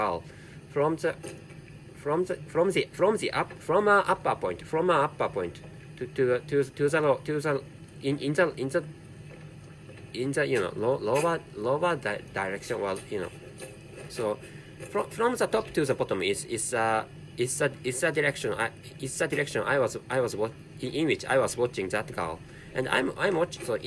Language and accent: English; Japan; first language Japanese; English is a second language; my mother tongue is Japanese, and so this is a non-native language, and I can't speak English natively